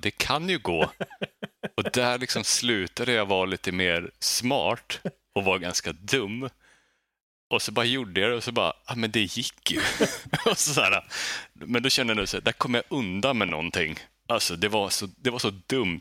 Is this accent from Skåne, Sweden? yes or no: no; Skellefteå, Västerbotten County, Sweden; now in Gothenburg, Sweden; jag är uppvuxen i Bergsbyn